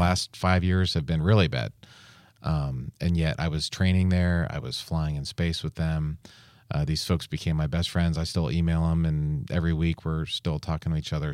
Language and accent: English; near the Goddard Space Flight Center, Maryland, United States; when I was a kid, um, growing up near the Goddard Space Flight Center